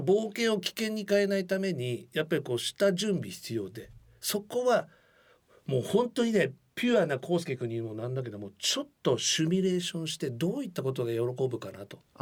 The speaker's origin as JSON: {"language": "Japanese", "town": "Funabashi", "region": "Chiba", "country": "Japan", "tie": "born or raised there", "said": "出身地でもある千葉県船橋市"}